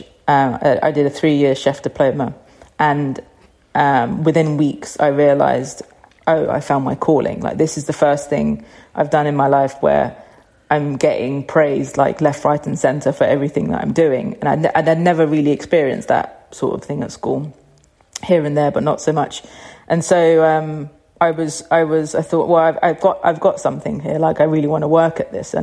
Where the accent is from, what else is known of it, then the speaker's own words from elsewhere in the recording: London, United Kingdom; growing up in North London in a Cypriot household